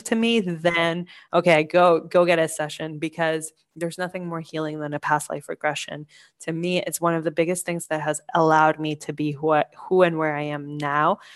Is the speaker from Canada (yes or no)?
no; Colombia; I'm from Colombia, I worked with raw emerald